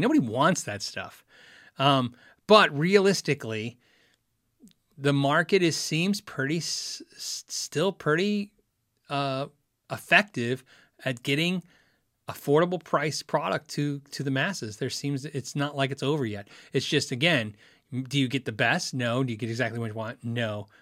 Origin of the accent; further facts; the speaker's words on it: Tucson, Arizona, United States; I grew up in Tucson, Arizona